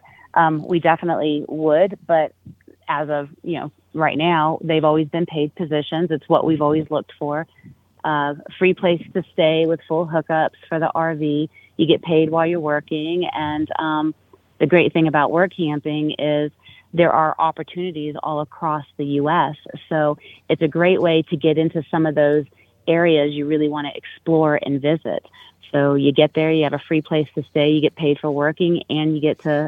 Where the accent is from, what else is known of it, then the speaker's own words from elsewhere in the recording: Chicago, Illinois, United States; moved away; also born or lived in South Carolina; originally from Chicago, Illinois